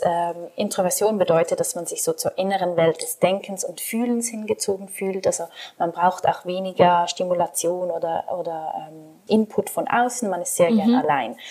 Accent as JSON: {"language": "German", "country": "Switzerland", "accent": "Swiss German", "said": "Ich bin aus der Schweiz, deswegen verzeiht, wenn mein Hochdeutsch nicht so perfekt ist oder ein bisschen Akzent."}